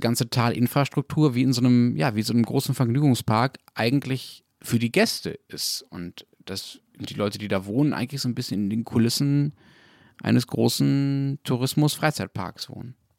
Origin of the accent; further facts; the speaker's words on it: Berlin, Germany; ich komme aus Berlin